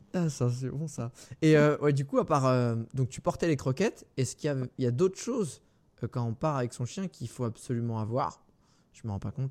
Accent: France

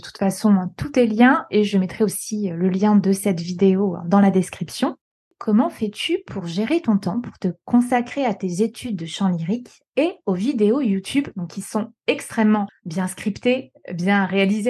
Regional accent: Corsica, France; J'ai grandi en Corse

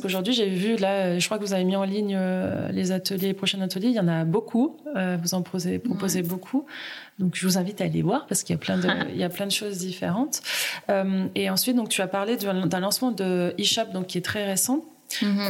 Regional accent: Uriage, Auvergne-Rhône-Alpes, France; moved away; je viens d'Uriage ah Mes parents habitent à Uriage

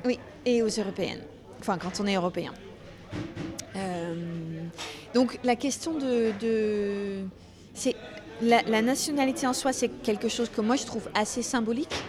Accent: Netherlands; first language Dutch; French is a second language; moved away as an adult; also born or lived in United States; now in France; ça fait quand même 24 euh, ans que j'ai quitté les Pays-Bas

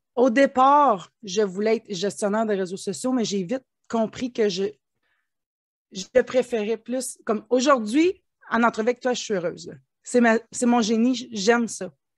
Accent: Ontario, Canada; je suis franco-ontarienne. On peut penser que je suis du Québec, quoique le Québec est voisin de l'Ontario. Euh, moi, je suis native d'une petite communauté de 5000 habitants.

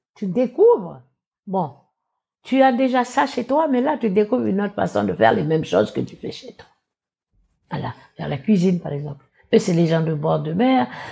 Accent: Ouégoa, North Province, New Caledonia; Je suis originaire de Ouigwa, qui est à 500 km d'ici, euh, de Nouméa, d'une petite tribu qui s'appelle euh, Bondé.

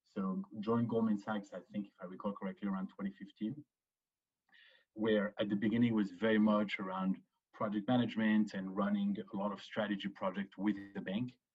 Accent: Paris, Île-de-France, France; moved away as an adult; also born or lived in Chicago / Israel / Boston; grew up to Paris, grew up in Paris between the age of two and 18.

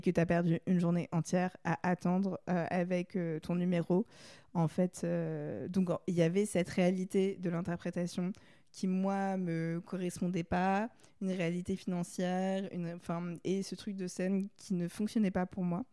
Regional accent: Paris, Île-de-France, France; j'ai grandi j'habite à Paris

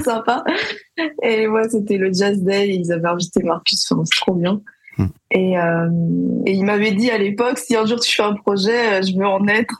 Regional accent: Paris, Île-de-France, France; j'ai grandi à Paris ma mère est d'origine parisienne et mon père est guadeloupéen

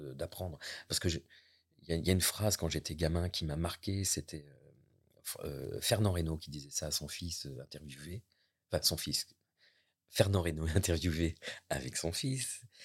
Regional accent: near La Roche-Posay, Nouvelle-Aquitaine, France; now in Normandy, France; je suis né euh, près de La Roche-Posay, ville thermale

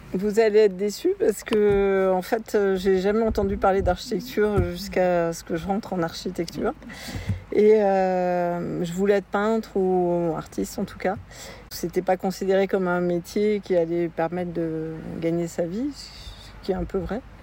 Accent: Tarbes, Occitania, France; je suis né à Tarbes

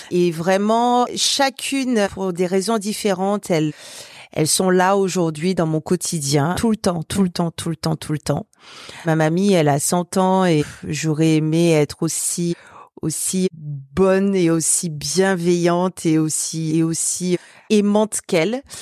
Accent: Guadeloupe; now in Brittany, France; moi je viens de la Guadeloupe, donc on n'a que deux saisons

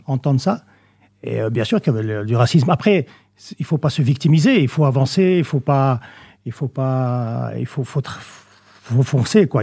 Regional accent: Saint-Josse-ten-Noode, Brussels-Capital Region, Belgium; Je suis né en Belgique, évidemment. Mhm. Euh, j'ai vécu... Euh, je suis né à saint -Naute. Je suis citoyen d'honneur de saint -Naute

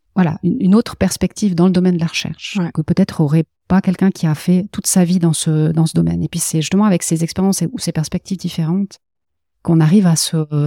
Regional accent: Valais, Switzerland; je suis valaisanne d'origine, donc aussi très ancrée dans le dans la terre et dans le sol

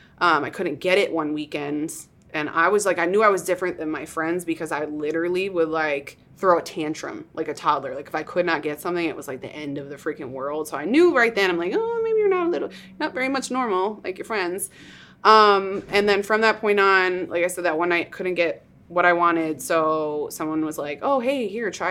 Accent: New York, United States; moved away as an adult; now in Austin, United States; I grew up in New York.

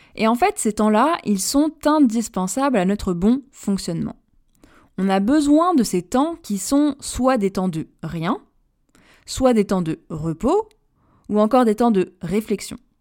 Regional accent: Paris, Île-de-France, France; je suis Parisienne également

